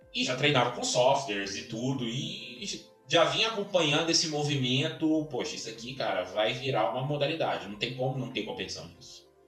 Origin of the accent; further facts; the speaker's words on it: Belo Horizonte, Minas Gerais, Brazil; now in Brasília, Brazil; Sou mineiro, nascido em Belo Horizonte, hoje moro em Brasília, me considero hoje candango